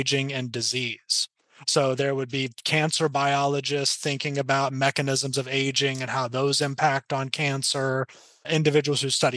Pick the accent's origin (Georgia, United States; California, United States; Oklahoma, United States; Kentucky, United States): Oklahoma, United States; the panhandle of; now in Seattle, United States; So I'm from the panhandle of Oklahoma. I'm from a town of about 300 people.